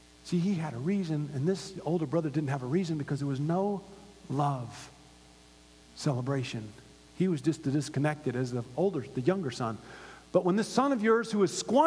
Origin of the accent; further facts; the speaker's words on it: Gainesville, Florida, United States; now in Los Angeles, United States; I grew up in Hogtown, and it was called that for a reason. Number one party school in the nation. The University of Florida.